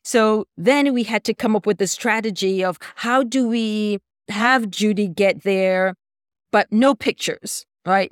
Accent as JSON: {"language": "English", "country": "Jamaica", "moved": "yes", "said": "I'm from Jamaica originally"}